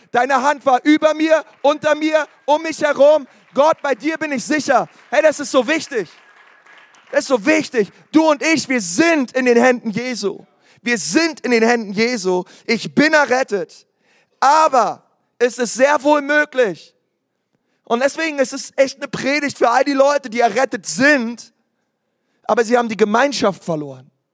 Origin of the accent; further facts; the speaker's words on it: Berlin, Germany; ich komme aus Berlin